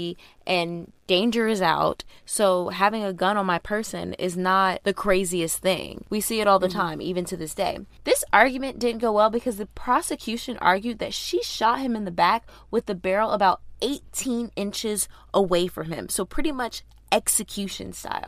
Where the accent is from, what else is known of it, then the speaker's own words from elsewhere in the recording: Georgia, United States; we're from Georgia